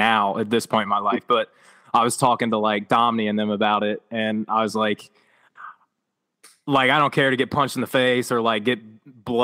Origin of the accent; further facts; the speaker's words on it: Northern Kentucky, United States; I'm a Northern Kentucky kid, so we're 15 minutes outside of Cincinnati